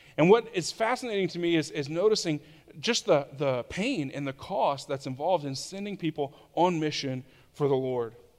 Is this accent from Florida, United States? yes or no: yes; Tallahassee, Florida, United States; I lived in Tallahassee, Florida, which is my hometown.